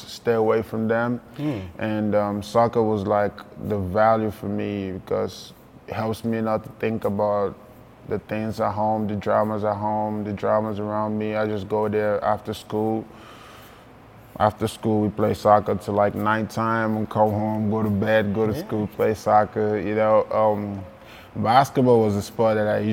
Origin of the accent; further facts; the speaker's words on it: Lagos, Nigeria; now in Oregon, United States; I grew up in Lagos, Barigo, one of the most violent places in Nigeria